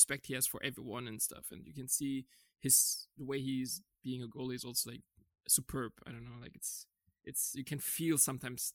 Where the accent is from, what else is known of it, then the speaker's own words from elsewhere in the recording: Frankfurt, Hesse, Germany; I'm a diehard Frankfurt fan just because I'm from Frankfurt